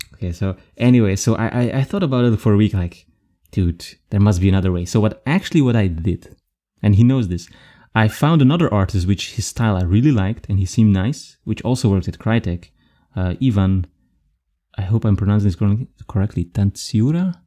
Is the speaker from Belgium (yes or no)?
yes; Belgium; also born or lived in Frankfurt; now in Germany; I'm from Belgium and I moved here